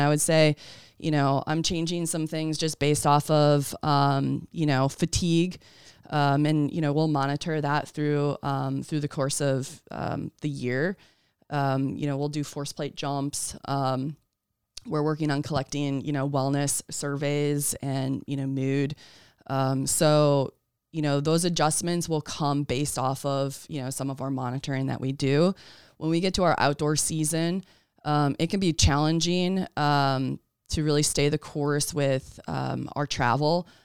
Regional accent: Wisconsin, United States; moved away as an adult; also born or lived in Massachusetts; I'm originally from Wisconsin.

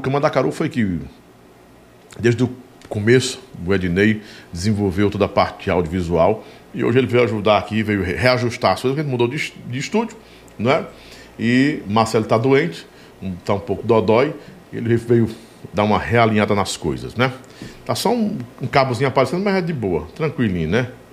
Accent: Sobradinho, Bahia, Brazil; moved away; a gente estava na Bahia em Sobradinho

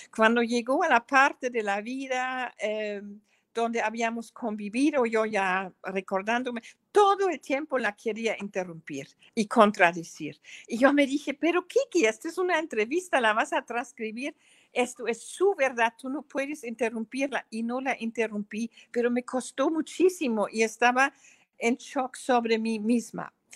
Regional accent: Germany; Spanish is a second language; moved away as an adult; now in San Cristóbal de las Casas, Mexico; mis memorias de mi niñez en Alemania

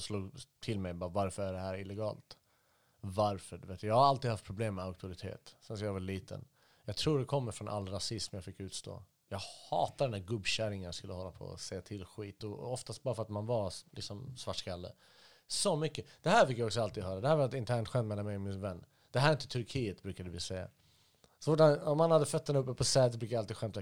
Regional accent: Stockholm, Stockholm County, Sweden; moved away as an adult; also born or lived in Halmstad / Iraq; så bounceade vi omkring lite här och där tills jag landade i Stockholm 1988. Så växte jag upp där

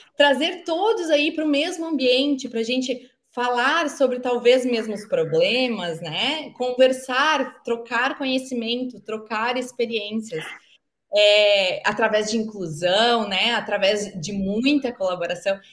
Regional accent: Caxias do Sul, Rio Grande do Sul, Brazil; moved away; eu era caxiense, né, da Serra Gaúcha

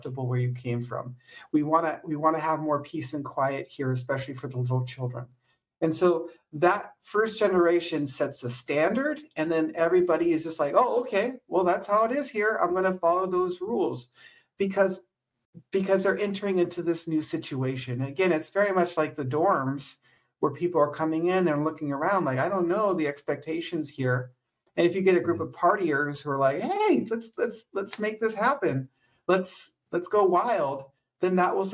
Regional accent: San Luis Obispo County, California, United States; I'm from San Luis Obispo County originally

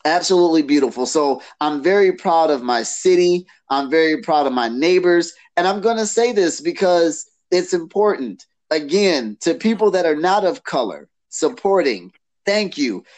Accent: Detroit, Michigan, United States; now in Canton, United States; I was born in Detroit. I was raised half of my life in Detroit

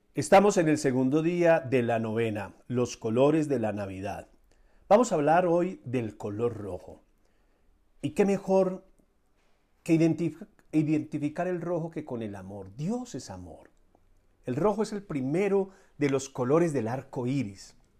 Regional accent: Colombia; lo he vivido yo desde niño, en familia, en mi país, Colombia

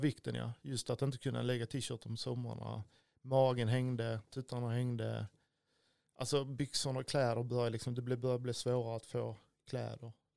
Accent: Stidsvig, Skåne, Sweden; also born or lived in Örkelljunga area (born in Örsjö); Och sen är jag uppvuxen i Stidsvig utanför Klippan

